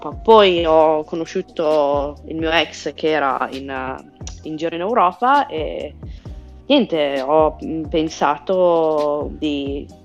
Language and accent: Italian; Italy; moved away; Eh, allora, sono, me ne sono andata dall'Italia perché volevo imparare bene l'inglese